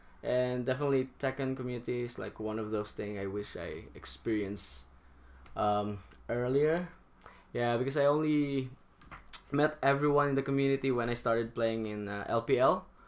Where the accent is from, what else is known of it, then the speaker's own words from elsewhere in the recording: Philippines; moved away as an adult; also born or lived in Singapore; I'm from the Philippines.